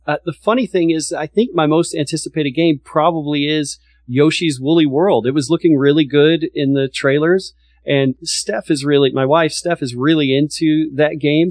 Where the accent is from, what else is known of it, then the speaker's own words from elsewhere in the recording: Texas, United States; I'm from Texas